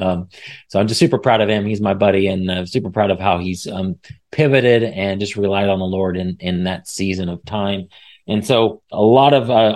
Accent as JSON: {"language": "English", "region": "Midwest", "country": "United States", "said": "we share the Midwest, the passion for the Midwest. We're coming from the Midwest, so"}